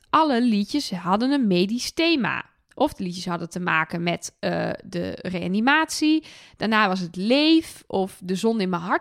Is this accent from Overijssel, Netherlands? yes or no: yes; Twente, Overijssel, Netherlands; now in Utrecht, Netherlands; ik kom uit Twente, dus ik zeg Kinepolis.